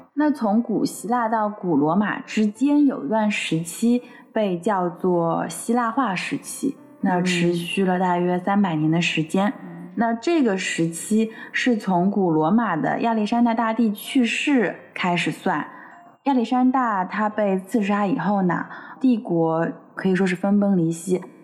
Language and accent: Chinese; China; 我们中国人观念里面的龙啊